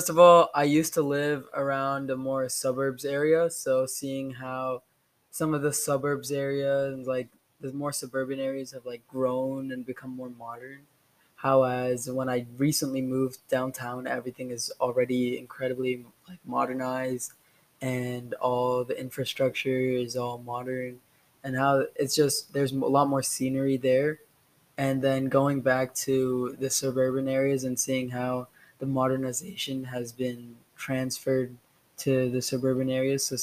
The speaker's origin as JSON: {"language": "English", "region": "Shanghai", "country": "China", "tie": "born or raised there", "also_born_or_lived": "Houston", "said": "I was born in Houston, Texas, and I soon moved after four months to Shanghai, China my dad is half American, half Indian, and my mom is fully Indian. So I'm Indian American."}